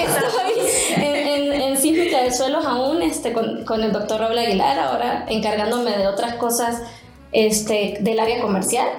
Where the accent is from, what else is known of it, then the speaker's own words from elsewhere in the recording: Venezuela; moved away as an adult; now in Mexico; yo soy venezolana, egresada de una universidad en Venezuela.